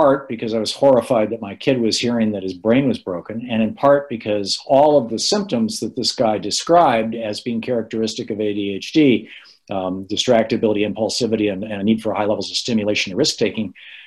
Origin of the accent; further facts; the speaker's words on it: United States; as an American